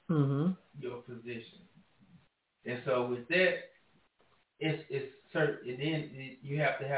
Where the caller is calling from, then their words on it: Michigan, United States; Hi, this is … I'm from Michigan.